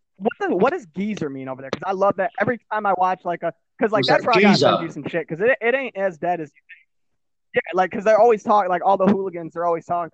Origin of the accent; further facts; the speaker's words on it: Michigan, United States; I'm from Michigan.